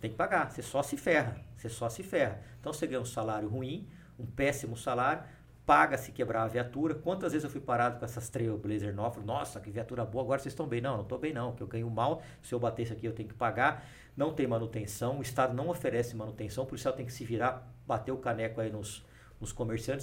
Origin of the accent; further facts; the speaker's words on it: Ribeirão Preto, São Paulo, Brazil; Eu nasci em São Paulo e fui para Ribeirão Preto muito cedo, muito menino. Passei a minha infância inteira lá, minha adolescência, fiz faculdade lá